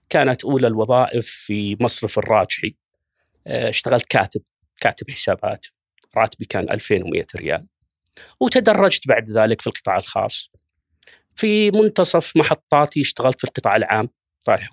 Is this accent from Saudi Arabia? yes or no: yes; Riyadh, Riyadh Province, Saudi Arabia; بدايه السبعينات يعني ميلاديه عشت وتربيت في في مدينه الرياض في كنف الوالد الله يغفر له ويرحمه توفى عام 1410 كان في هذاك الوقت تقريبا عمري 16 أو 17 سنة